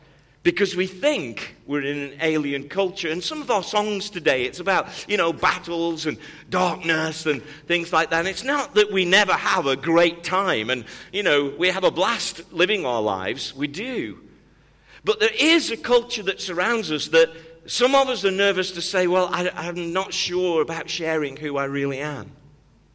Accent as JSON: {"language": "English", "country": "United Kingdom", "also_born_or_lived": "Cleveland, Tennessee", "accent": "British", "moved": "yes", "said": "my accent was British"}